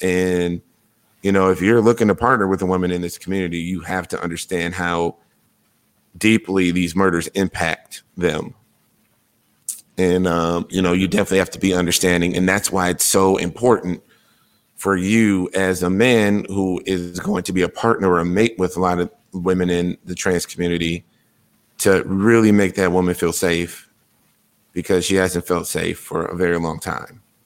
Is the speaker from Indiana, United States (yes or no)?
no; Wisconsin, United States; my home state